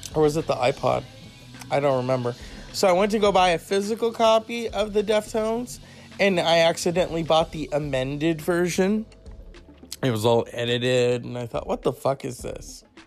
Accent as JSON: {"language": "English", "region": "California", "country": "United States", "said": "I'm from California"}